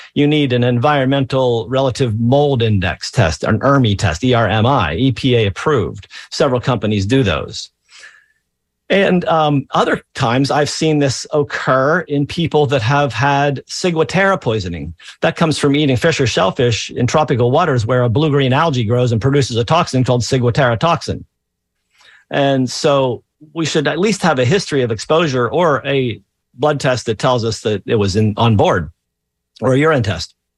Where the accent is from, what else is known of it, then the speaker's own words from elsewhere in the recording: Pennsylvania, United States; I grew up in Pennsylvania in the 70s